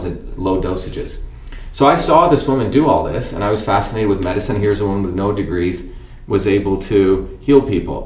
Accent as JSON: {"language": "English", "country": "India", "tie": "born or raised there", "moved": "yes", "said": "when I was a kid growing up in India."}